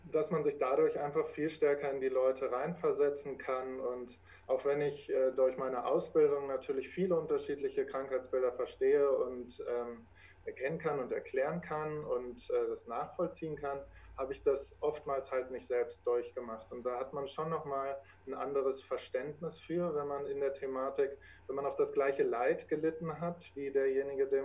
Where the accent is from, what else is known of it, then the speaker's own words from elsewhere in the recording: Braunschweig, Lower Saxony, Germany; ich komme aus der Region Braunschweig. Äh, hier wohne ich auch